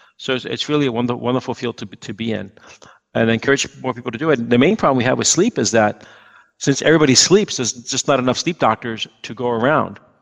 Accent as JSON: {"language": "English", "town": "New York City", "region": "New York", "country": "United States", "tie": "born or raised there", "moved": "as an adult", "said": "I was just going to stay in New York. That's where I was born. I'm, I was born in Manhattan"}